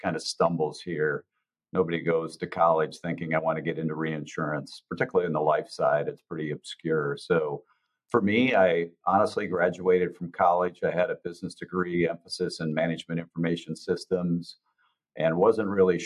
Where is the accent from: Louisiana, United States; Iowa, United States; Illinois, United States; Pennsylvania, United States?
Iowa, United States; moved away as an adult; also born or lived in Dallas area; my hometown that I was living and working out of in Iowa